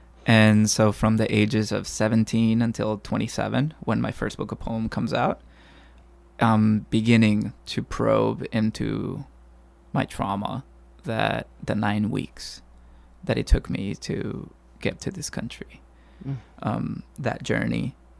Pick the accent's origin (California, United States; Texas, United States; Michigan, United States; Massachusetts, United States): California, United States; I wasn't the most literary student growing up in the Bay Area.